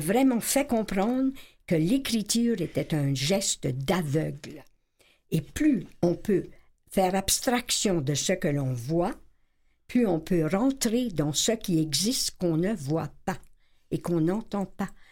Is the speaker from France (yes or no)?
no; Acadia, Canada; j'étais invitée en tant qu'Acadienne